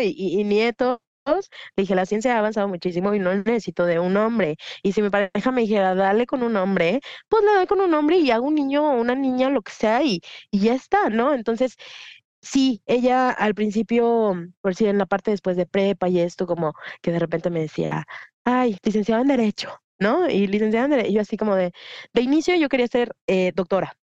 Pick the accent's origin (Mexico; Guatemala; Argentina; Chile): Mexico; moved away as an adult; also born or lived in Mexico City / United States / London; now in Guadalajara, Mexico; A mi ciudad natal llegaron unos grupos de estos delictivos y mi mamá lo que hizo fue mandarme fuera de la ciudad